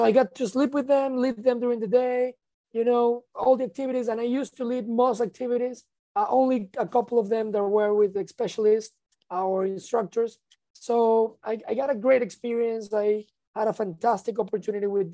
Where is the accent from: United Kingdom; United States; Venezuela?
Venezuela; I'm from Venezuela